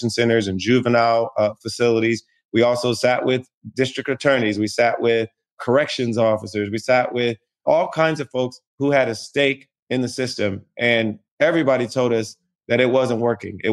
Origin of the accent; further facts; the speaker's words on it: Springfield, Ohio, United States; I grew up in Springfield, Ohio, a small city between Dayton and Columbus on I-70